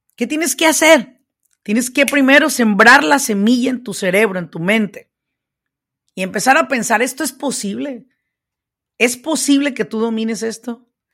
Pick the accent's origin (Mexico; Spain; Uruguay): Mexico; now in United States; yo soy hispana, yo soy mexicana, yo vine a este país, pues de mojada